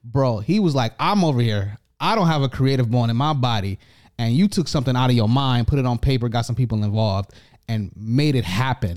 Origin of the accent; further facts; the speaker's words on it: United States; now in Canada; I am the A, the American